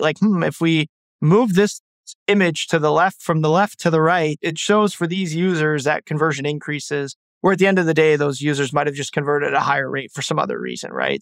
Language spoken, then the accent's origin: English; Ottawa, Ontario, Canada; I'm from Ottawa, Canada.